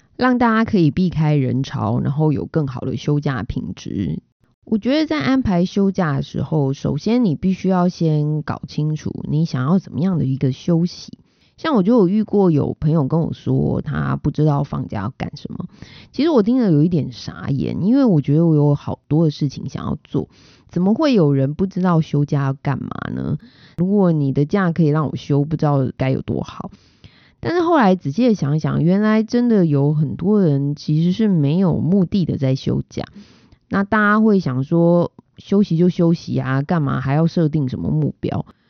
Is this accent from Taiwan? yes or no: yes; Taiwan; 身为台湾人实在是很骄傲，也很幸福